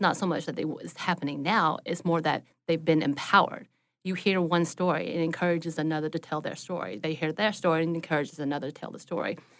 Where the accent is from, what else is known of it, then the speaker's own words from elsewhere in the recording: the South, Southern United States, United States; as a Southerner, I am taught to please others